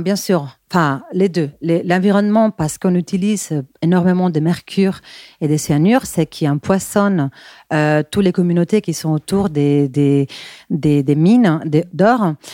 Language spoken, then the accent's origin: French; Bilbao, Basque Country, Spain; French is a second language; moved away as an adult; now in Paris, France; je suis espagnole de Bilbao. Mais bon, je suis aussi parisienne car, car j'habite à Paris depuis. Euh, euh, presque 17 ans